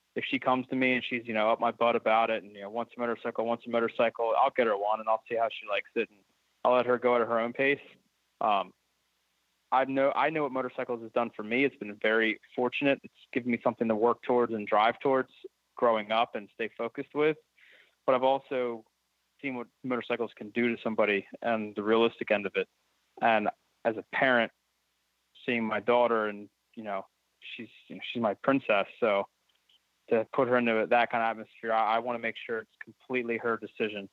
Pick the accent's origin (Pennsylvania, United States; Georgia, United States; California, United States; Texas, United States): Pennsylvania, United States; growing up in Pennsylvania and we have definitely have four seasons here